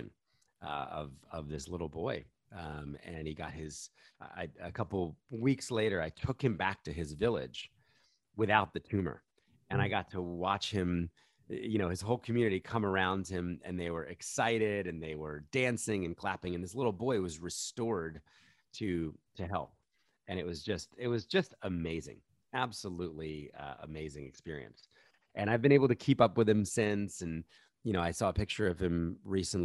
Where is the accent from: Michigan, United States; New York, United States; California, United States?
New York, United States; New York City; I'm from New York City. My local stadium is Madison Square Garden